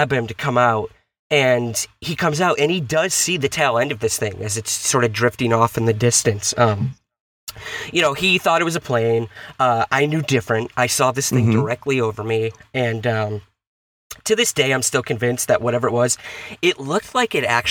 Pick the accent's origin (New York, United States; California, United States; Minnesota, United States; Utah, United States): New York, United States; Syracuse; now in New York City, United States; I'm originally from Syracuse, New York, in the upstate area